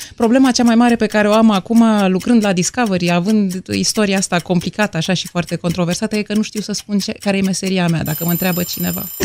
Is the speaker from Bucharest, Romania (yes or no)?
yes; Bucharest, Romania; M-am născut în București, în București noi